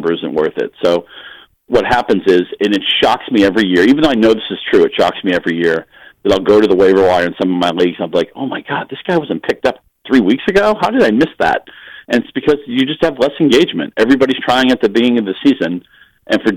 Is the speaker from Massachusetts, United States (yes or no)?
yes; Chelmsford, Massachusetts, United States; moved away; Chelmsford, Massachusetts is where we all grew up. No, none of us are there now